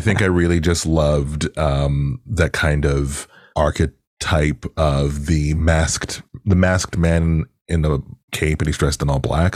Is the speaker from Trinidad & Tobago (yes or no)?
no; Toronto, Ontario, Canada; also born or lived in Pickering; I grew up in Agent Court in particular.